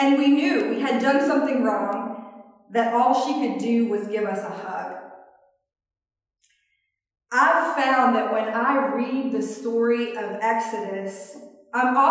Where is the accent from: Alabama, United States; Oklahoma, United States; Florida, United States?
Alabama, United States; I'm from Alabama